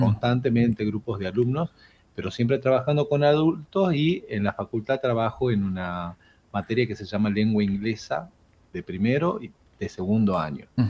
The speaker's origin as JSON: {"language": "Spanish", "region": "Jujuy", "country": "Argentina", "moved": "as an adult", "lives_now": "Tucumán, Argentina", "said": "yo de hecho soy de Jujuy, pero ya me considero tucumano, vivo aquí desde el año 2003"}